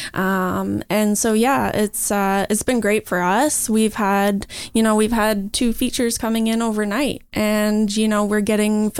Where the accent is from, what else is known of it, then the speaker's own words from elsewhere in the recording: Bracebridge, Ontario, Canada; also born or lived in Toronto, Canada / Ottawa, Canada; growing up in Muskoka, specifically in Bracebridge